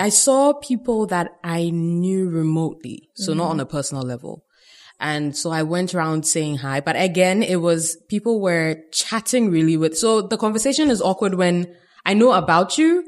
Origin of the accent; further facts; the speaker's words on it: Ghana; We're Ghanaian